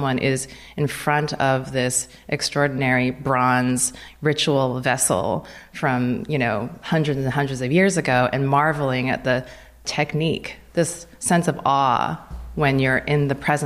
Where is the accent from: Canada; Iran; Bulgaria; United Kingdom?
Canada; Vancouver, British Columbia; moved away; also born or lived in Potomac, Maryland; I grew up in Vancouver, Canada